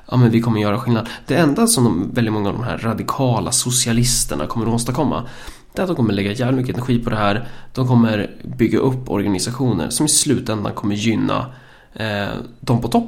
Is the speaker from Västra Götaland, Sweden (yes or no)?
no; Örebro County, Sweden; vi kommer från Närke.